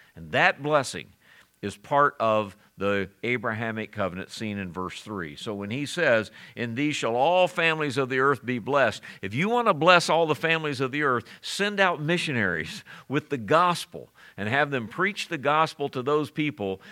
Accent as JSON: {"language": "English", "town": "Springfield", "region": "Missouri", "country": "United States", "tie": "born or raised there", "said": "Where are you born? I said in Missouri. He said where? I said Springfield"}